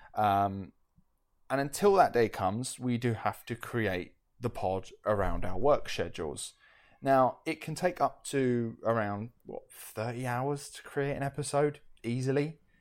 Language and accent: English; United Kingdom; we're from the United Kingdom.